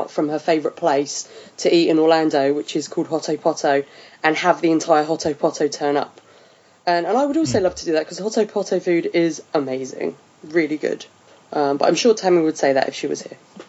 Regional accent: United Kingdom; I'm just British.

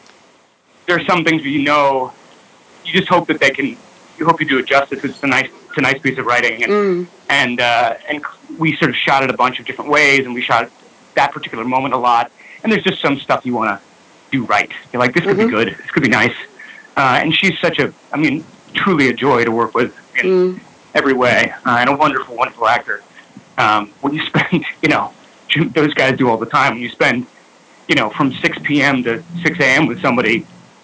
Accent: New York City, New York, United States; I grew up in New York City.

